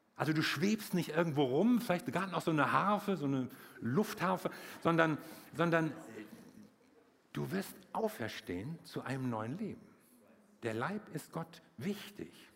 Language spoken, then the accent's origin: German; Wuppertal, North Rhine-Westphalia, Germany; bei uns in Wuppertal, ich komme aus Wuppertal